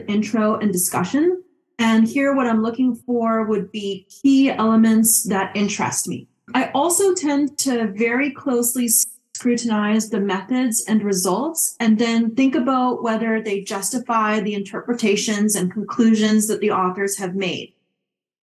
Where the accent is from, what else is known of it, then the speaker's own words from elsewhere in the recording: Montreal, Quebec, Canada; moved away as an adult; also born or lived in Calgary, Alberta / Qatar; now in New York, United States; I am from Montreal, Quebec, where I went to McGill University for a Bachelor of Science in Agriculture